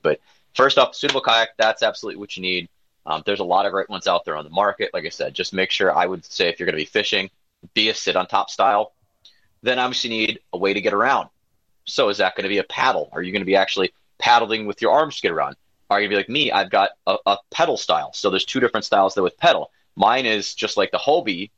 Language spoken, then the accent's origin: English; Wisconsin, United States; I grew up in Gwinnett, Wisconsin, so having Door County as my back door